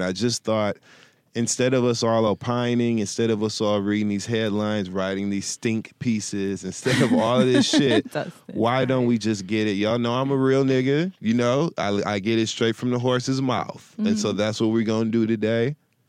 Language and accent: English; Flint, Michigan, United States; now in Los Angeles, United States; I'm actually from Flint, Michigan. That's where I was born and raised.